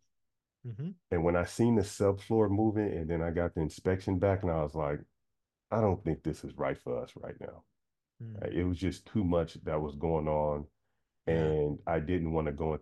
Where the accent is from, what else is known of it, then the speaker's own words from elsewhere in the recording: Sacramento, California, United States; I'm from Sacramento